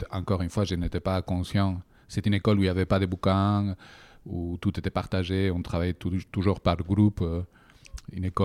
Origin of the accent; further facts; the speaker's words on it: Bilbao, Basque Country, Spain; French is a second language; De Bilbao.